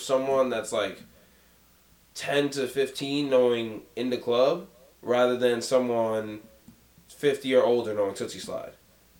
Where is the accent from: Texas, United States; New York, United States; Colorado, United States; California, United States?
New York, United States; New York City; I'm from Jamaica, Queens. I grew up from 10 minutes from where 50 Cent grew up and got shot.